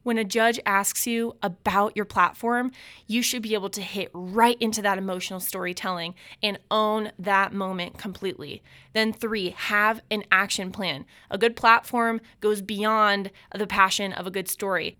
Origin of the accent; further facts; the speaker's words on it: Omaha, Nebraska, United States; I grew up in West Omaha, Nebraska